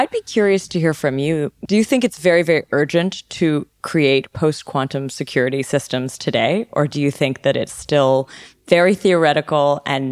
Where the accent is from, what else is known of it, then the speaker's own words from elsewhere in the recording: Montreal, Quebec, Canada; I'm from Montreal